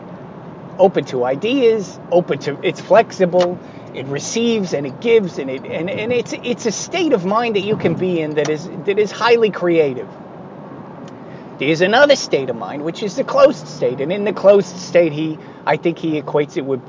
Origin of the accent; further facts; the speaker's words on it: United States; as an American kid